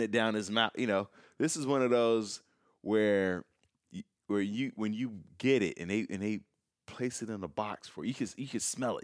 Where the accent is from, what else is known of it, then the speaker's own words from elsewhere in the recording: Chicago, Illinois, United States; now in Los Angeles, United States; I'm from Chicago.